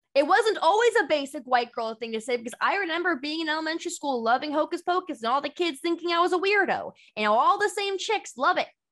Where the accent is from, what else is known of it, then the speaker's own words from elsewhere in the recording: Bay Area, California, United States; I'm from the Bay Area